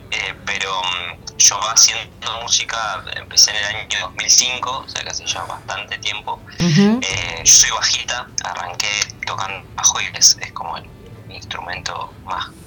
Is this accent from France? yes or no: no; Patagonia, Argentina; Vengo desde Patagonia